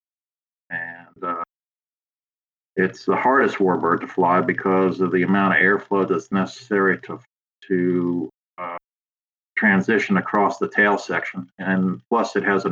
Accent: Long Island, New York, United States; now in Virginia, United States; originally I'm from Long Island, New York

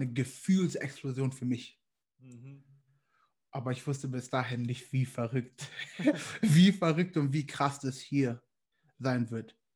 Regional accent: Nigeria; ich hatte einen nigerianischen Pass und damals war es ein bisschen schwierig, als Nigerianer in die Staaten zu kommen

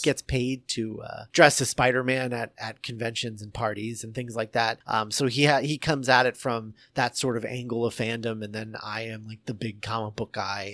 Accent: Indiana, United States; I grew up in Indiana

